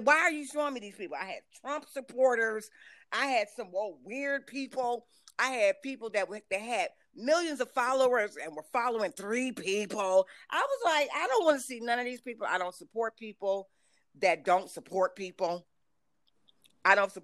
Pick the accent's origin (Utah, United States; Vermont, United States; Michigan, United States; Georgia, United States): Michigan, United States; Detroit; I'm from Detroit.